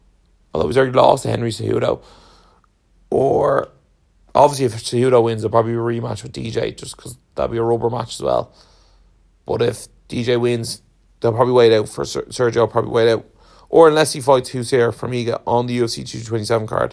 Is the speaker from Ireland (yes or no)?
yes; Ireland; being Irish